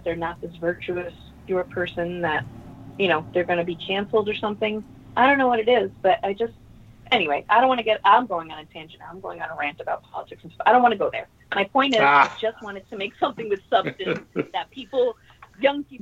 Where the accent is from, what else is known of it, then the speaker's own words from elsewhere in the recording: New York City, New York, United States; I grew up in Queens, and the neighborhood I grew up in was called Ozone Park, Richmond Hill area.